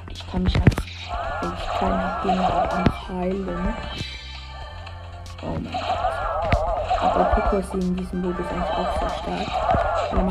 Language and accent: German; Switzerland; Ja, weil das Leben, weil ich aus der Schweiz komme.